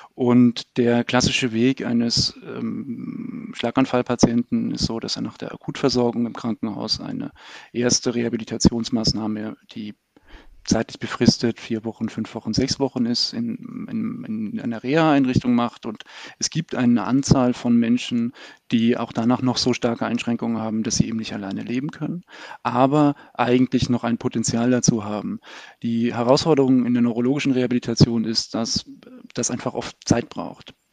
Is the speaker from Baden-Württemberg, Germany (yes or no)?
yes; Baden-Württemberg, Germany; moved away as an adult; now in Berlin, Germany; ich bin in Baden-Württemberg zur Schule gegangen